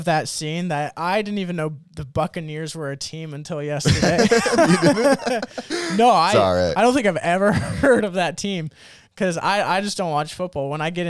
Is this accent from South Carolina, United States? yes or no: no; Nebraska, United States; I don't live in Ohio. I'm from Nebraska.